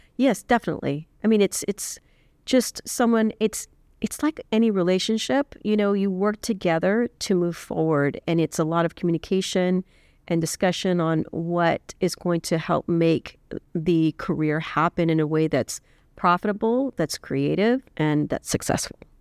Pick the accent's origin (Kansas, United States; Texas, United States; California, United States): Texas, United States; South; moved away; I'm originally from South Texas